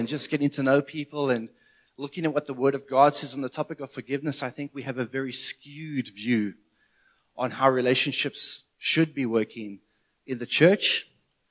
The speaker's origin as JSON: {"language": "English", "country": "South Africa", "said": "as a South African"}